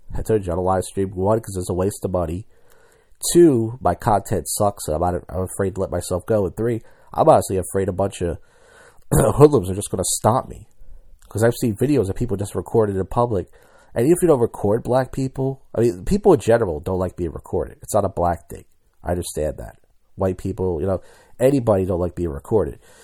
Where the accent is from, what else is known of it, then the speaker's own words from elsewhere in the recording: Philadelphia, Pennsylvania, United States; I'm from Philadelphia